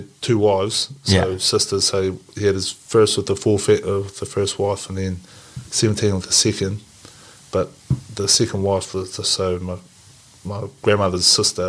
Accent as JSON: {"language": "English", "town": "Invercargill", "region": "Southland", "country": "New Zealand", "tie": "born or raised there", "also_born_or_lived": "Blenheim / Japan", "moved": "yes", "said": "So I grew up in Invercargill, but my dad was a mass family in Blenheim. So that's how we ended up back here with all the whanau up there."}